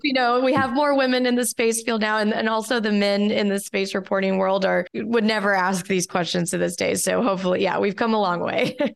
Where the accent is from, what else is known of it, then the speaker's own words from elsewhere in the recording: Houston, Texas, United States; I grew up outside of Houston near NASA's Johnson Space Center